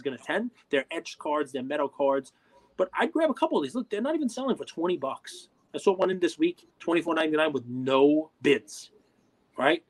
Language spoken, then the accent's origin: English; New York, United States; I'm a New Yorker.